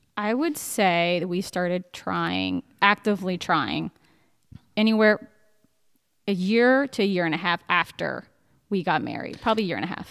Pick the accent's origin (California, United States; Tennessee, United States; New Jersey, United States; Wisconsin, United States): New Jersey, United States; moved away as an adult; also born or lived in Baltimore / Richmond / Cleveland; I'm 34 from New Jersey